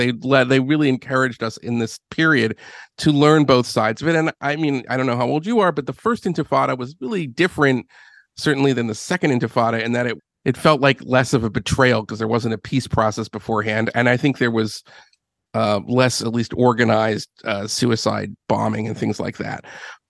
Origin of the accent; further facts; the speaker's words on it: Philadelphia, Pennsylvania, United States; So I grew up in Philadelphia. I've raised by a Jewish family.